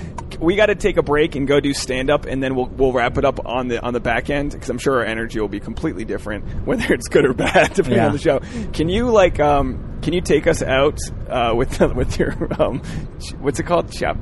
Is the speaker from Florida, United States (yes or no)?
no; Rhode Island, United States; I come from Rhode Island, which is mainly Irish Catholic with some Portuguese people, some Italians